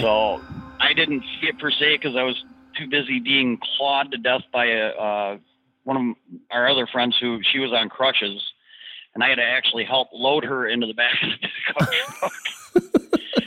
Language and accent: English; Detroit, Michigan, United States; I'm from the Detroit area originally.